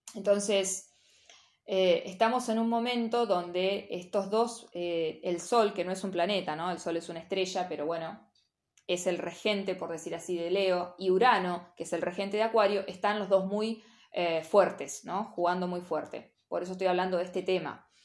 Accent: General Villegas, Buenos Aires Province, Argentina; moved away as an adult; Yo vengo de un pueblo de General Villegas donde la mayoría, por lo menos en mi época, como diría mi mamá, ya empecé a decir mi época. En mi época, eh, o nos íbamos a estudiar o nos quedábamos a trabajar en Villegas.

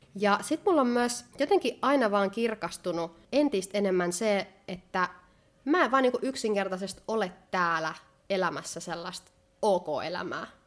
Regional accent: Finland; now in Spain; mä oon kotoisin Suomesta

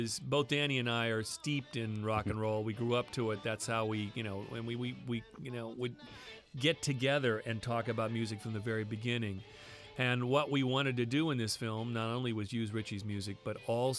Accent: Santa Barbara, California, United States; also born or lived in Bolivia; I grew up in Santa Barbara. I grew up working class.

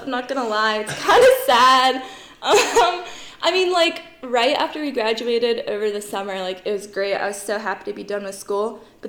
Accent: Blacksburg, Virginia, United States; I'm from Blacksburg.

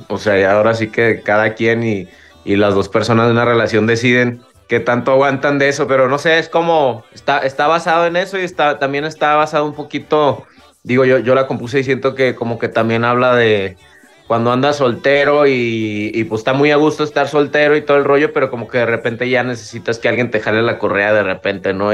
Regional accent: Guadalajara, Jalisco, Mexico; creciendo aquí en Guadalajara hay muchísima, muchísima influencia de la música de Sinaloa

